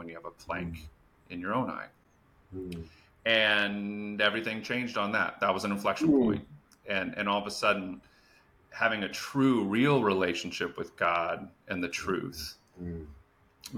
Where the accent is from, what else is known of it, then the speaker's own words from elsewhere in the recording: Phoenix, Arizona, United States; I grew up in the Phoenix area, a high Mormon population